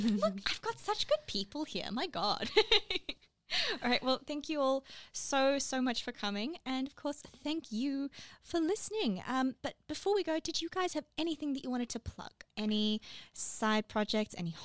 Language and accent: English; Johannesburg, Gauteng, South Africa; moved away; I'm from Joburg